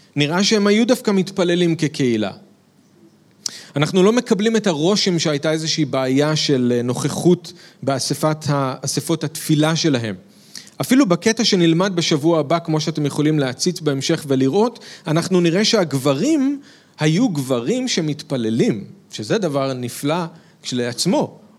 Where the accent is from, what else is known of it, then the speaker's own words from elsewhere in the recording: Israel; כישראלים שמאמינים בישוע